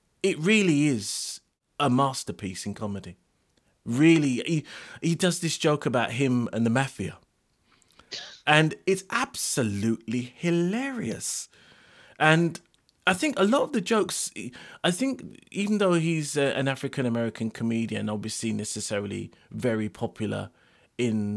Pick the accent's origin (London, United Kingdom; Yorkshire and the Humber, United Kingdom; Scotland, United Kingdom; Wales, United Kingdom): London, United Kingdom; I'm from Lewisham